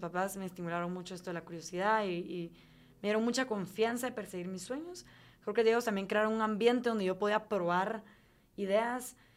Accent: Guatemala; moved away as an adult; also born or lived in Durham, North Carolina, United States; me fui con mucha nostalgia, con ganas de regresar a mi país

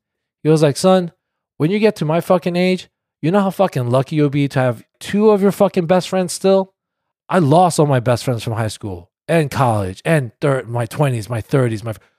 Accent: South Korea; born there; And like, I was born in Korea.

